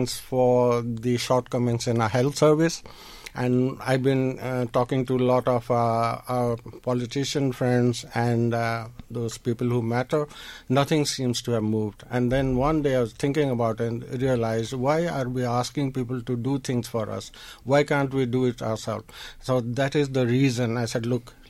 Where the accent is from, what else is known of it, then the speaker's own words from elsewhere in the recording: India; moved away as an adult; also born or lived in New Delhi; now in Dundalk, Ireland; I was actually born in India, but I came to Ireland in the 80s